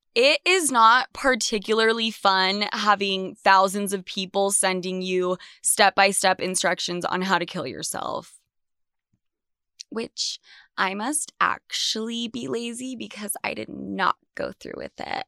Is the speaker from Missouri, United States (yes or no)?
no; Salt Lake City, Utah, United States; moved away as an adult; also born or lived in New York / Argentina; I was brought up in Salt Lake City, Utah